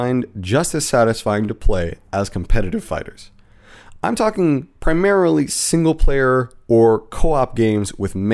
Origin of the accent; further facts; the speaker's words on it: Southern California, United States; I grew up in Southern California